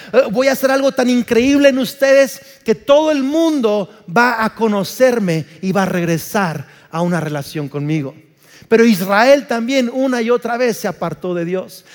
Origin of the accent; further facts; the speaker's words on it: Uruapan, Michoacán, Mexico; soy más mexicano que el nopal, nací en Uruapan, Michoacán